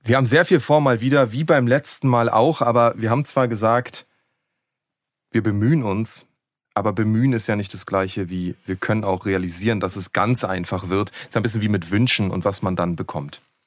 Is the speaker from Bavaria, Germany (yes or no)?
no; Berlin, Germany; Ich komme ja aus Ost-Berlin